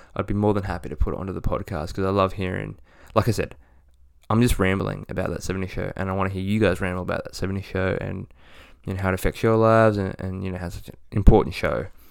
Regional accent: Australia; we don't celebrate Halloween in Australia

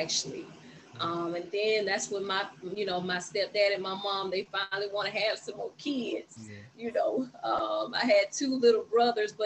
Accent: Tallahassee, Florida, United States; also born or lived in Jacksonville, Florida; I grew up in Tallahassee, Florida

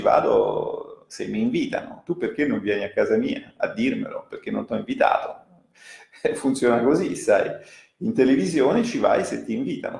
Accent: Italy

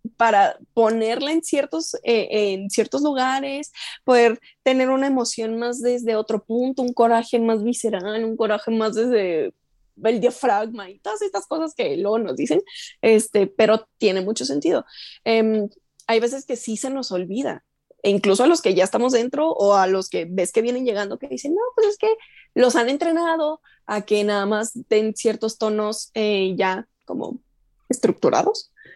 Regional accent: Chihuahua, Mexico; moved away as an adult; now in Mexico City, Mexico; yo crecí en Chihuahua, yo soy de aquí, pero a los tres años nos fuimos a Chihuahua y en Chihuahua pues me eduqué y todo

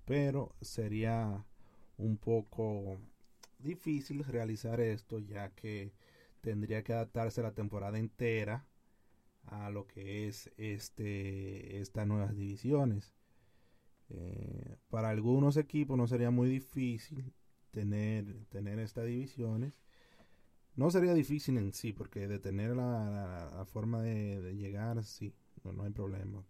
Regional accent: Dominican Republic; como jóvenes y dominicanos que somos como dominicanos que somos

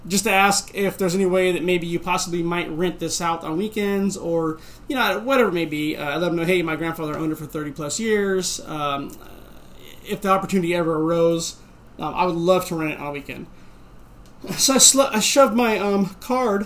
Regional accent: Bay Area, California, United States; also born or lived in Tracy, California; I'm from Bay Area

